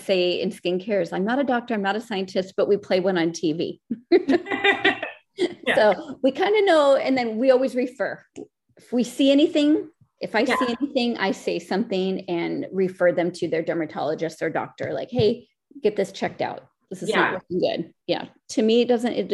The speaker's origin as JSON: {"language": "English", "town": "Seattle", "region": "Washington", "country": "United States", "moved": "yes", "lives_now": "Los Angeles, United States", "said": "Even though I live in Los Angeles now, I'm from Seattle"}